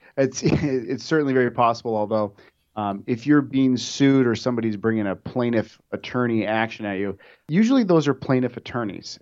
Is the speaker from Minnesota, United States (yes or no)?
yes; Minnesota, United States; moved away; back where I'm from, I'm from Minnesota